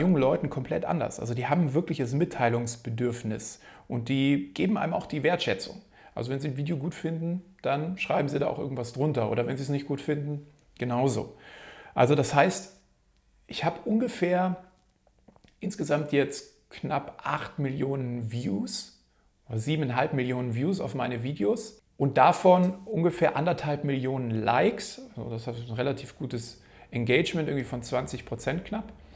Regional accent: Munich, Bavaria, Germany; komme hier aus München

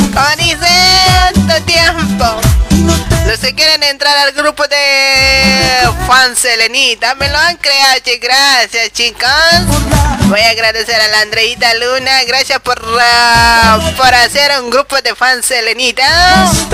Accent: Bolivia; moved away as an adult; now in Argentina; Yo soy de Bolivia y seré de Bolivia. Por más que viva aquí años

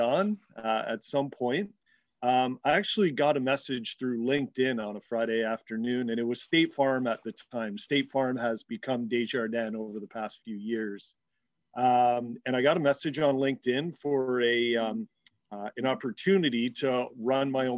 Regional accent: Hamilton, Ontario, Canada; a rite of passage growing up in the Steel City to kind of work

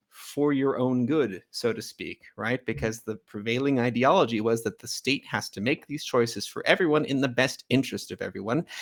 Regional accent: California, United States; moved away as an adult; also born or lived in Ecuador; now in Armenia

